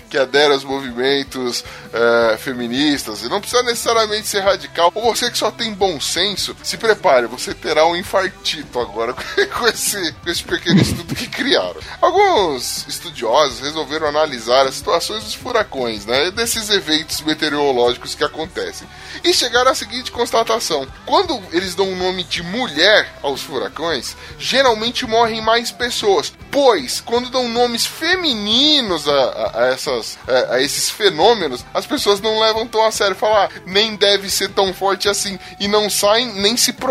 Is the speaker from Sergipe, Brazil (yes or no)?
no; São Paulo, Brazil; Eu sou da zona leste de São Paulo.